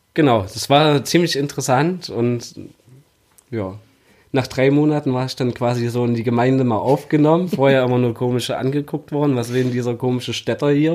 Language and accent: German; Erfurt, Thuringia, Germany; moved away as an adult; now in Leipzig, Germany; Ursprünglich komme ich aus Erfurt, wohne aber jetzt schon seit fast 13 Jahren in Leipzig